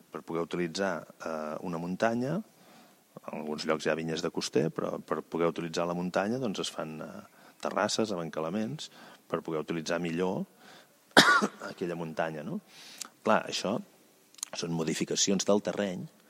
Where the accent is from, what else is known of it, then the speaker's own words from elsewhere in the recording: Valls, Catalonia, Spain; now in Vilavella, Spain; Jo sóc originari de Valls, però em vaig instal·lar a Vilavella